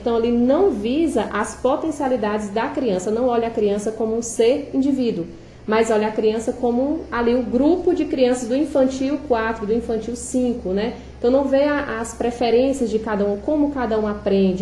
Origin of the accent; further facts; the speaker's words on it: Ceará, Brazil; como bem cearense